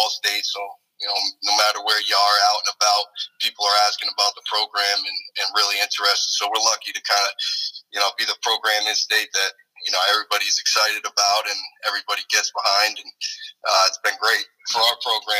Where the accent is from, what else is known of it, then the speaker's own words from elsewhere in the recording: Rhode Island, United States; I was born and raised in Rhode Island, so I grew up watching this program